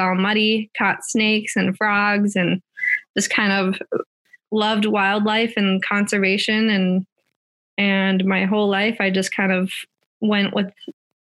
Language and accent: English; Minnesota, United States; I grew up in Minnesota, a small town just west of the Twin Cities